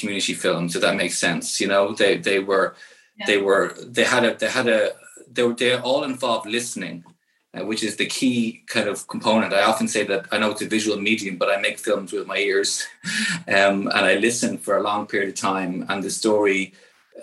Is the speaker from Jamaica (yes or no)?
no; Ireland; as an Irish citizen